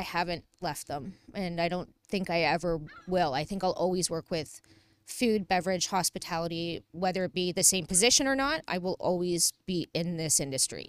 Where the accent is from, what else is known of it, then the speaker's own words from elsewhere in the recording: Toronto, Ontario, Canada; From the beaches